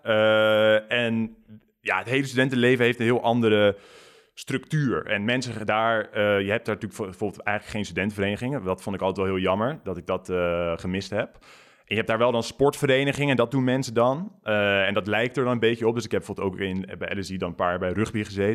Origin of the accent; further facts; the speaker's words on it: near Gouda, South Holland, Netherlands; moved away as an adult; also born or lived in London; bij Gouda in de buurt